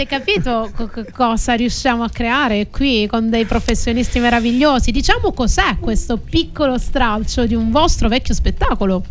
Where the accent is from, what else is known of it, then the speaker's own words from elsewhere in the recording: Calabria, Italy; now in Sicily, Italy; io ho sposato dieci anni fa un siciliano da calabrese